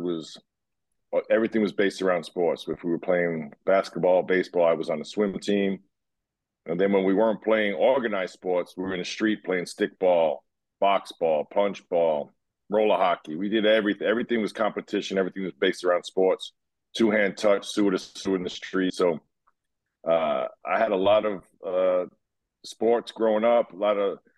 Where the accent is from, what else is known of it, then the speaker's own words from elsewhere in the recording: New York City, New York, United States; I grew up in Brooklyn. I went to high school in Manhattan, and then I wound up going to college in Queens. So basically lived my whole upbringing was New York City